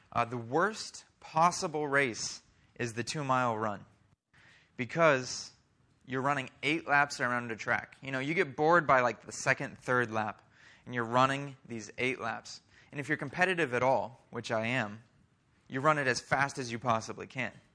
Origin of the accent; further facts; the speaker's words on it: Oklahoma, United States; also born or lived in Iowa; We moved to Oklahoma when I was seven